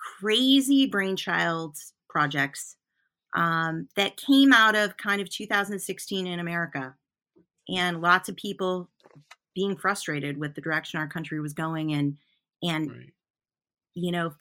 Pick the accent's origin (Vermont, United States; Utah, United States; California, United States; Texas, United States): Vermont, United States; Newport; I'm a traveling artist, and, you know, I'm from Newport, Vermont. Newport, Vermont's where my home is, my house is.